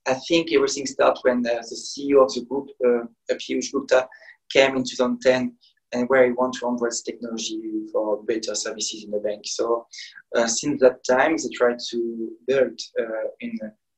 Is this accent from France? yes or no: yes; north of France, France; accent: French; English is a second language; moved away as an adult; also born or lived in Canada / Hong Kong; I'm French, as you can hear with my accent, and I'm from the north of France, from a really small village